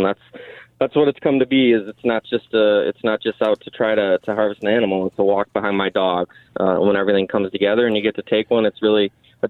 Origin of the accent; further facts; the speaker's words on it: Mesick, Michigan, United States; I'm from Miesick, Michigan. So I'm on the Manistee River east of Miesick, Michigan